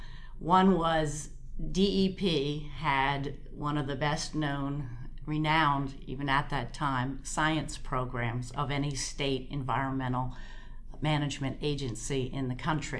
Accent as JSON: {"language": "English", "town": "Moorestown", "region": "New Jersey", "country": "United States", "tie": "born or raised there", "said": "I grew up in Moorestown, Burlington County"}